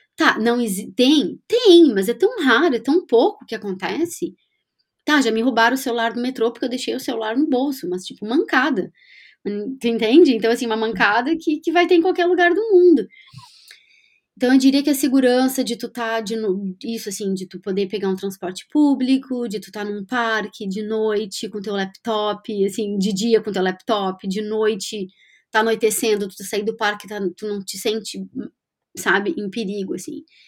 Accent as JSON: {"language": "Portuguese", "region": "Rio Grande do Sul", "country": "Brazil", "also_born_or_lived": "London, United Kingdom / Florianópolis, Brazil", "moved": "as an adult", "lives_now": "Edinburgh, United Kingdom", "said": "como gaúcha que somos"}